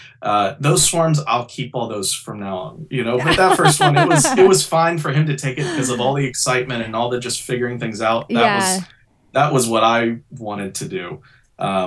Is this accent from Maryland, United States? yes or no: no; Shreveport, Louisiana, United States; moved away as an adult; also born or lived in Orlando, Florida; now in New York City, United States; I'm originally from Louisiana, Shreveport, Louisiana